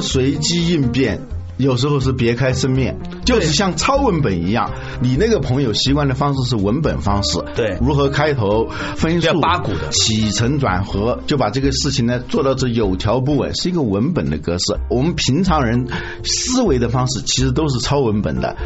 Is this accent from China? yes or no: yes; China; 我们中国人